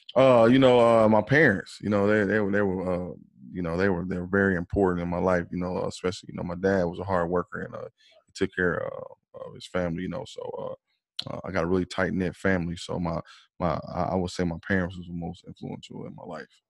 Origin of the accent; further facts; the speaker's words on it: Fort Wayne, Indiana, United States; now in Indianapolis, United States; I'm originally I'm from Fort Wayne, Indiana. You know, I'm uh, I live here in uh, Indianapolis right now